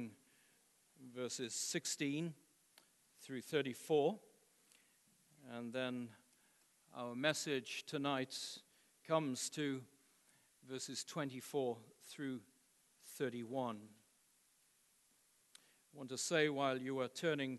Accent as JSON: {"language": "English", "country": "United Kingdom", "moved": "as an adult", "lives_now": "United States", "said": "being a British citizen living in the United States now going on 20 years"}